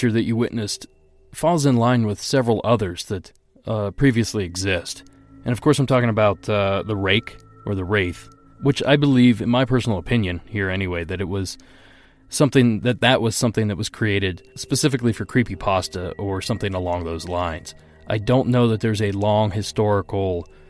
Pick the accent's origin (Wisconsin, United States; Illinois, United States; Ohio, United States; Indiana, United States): Ohio, United States; my home state of Ohio